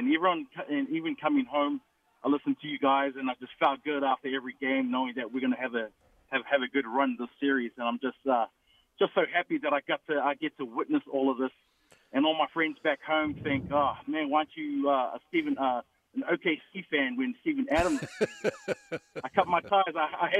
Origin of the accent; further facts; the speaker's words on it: New Zealand; now in Gilroy, United States; I apologize in advance for my accent. I'm originally from New Zealand. I moved to Gilroy back in 2013